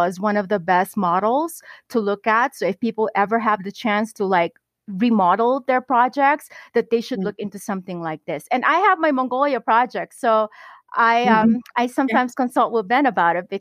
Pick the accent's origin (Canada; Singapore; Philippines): Philippines; as a Filipina